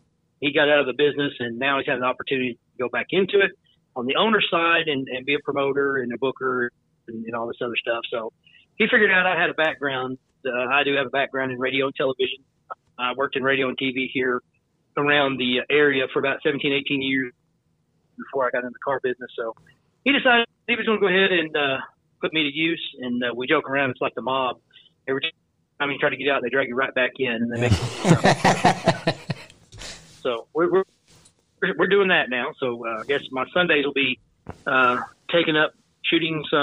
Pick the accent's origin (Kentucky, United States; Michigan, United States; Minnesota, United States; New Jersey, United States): Kentucky, United States; Lake Cumberland area, Southern; also born or lived in Indiana; I lived in Indiana until I was 8 years old. And then we moved to Southern Kentucky